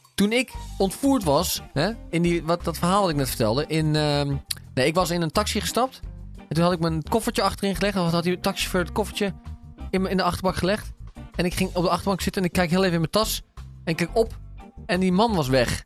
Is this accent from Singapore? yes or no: yes; Singapore; bij ons in Singapore